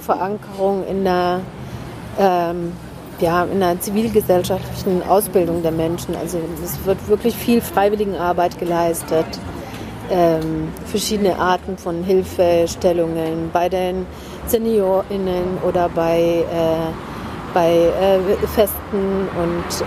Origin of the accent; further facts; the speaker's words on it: Oulu, North Ostrobothnia, Finland; first language Finnish; German is a second language; also born or lived in Winnenden, Baden-Württemberg, Germany; now in Germany; Da sind wir dann nach Finnland gezogen in die Heimat von meiner Mutter mhm. und äh, dort nach Nordfinnland nach Oulu